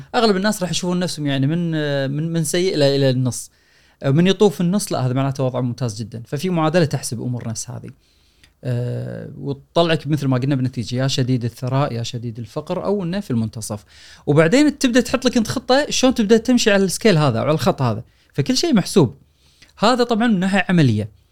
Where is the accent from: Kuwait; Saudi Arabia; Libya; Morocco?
Kuwait; عندنا بالكويت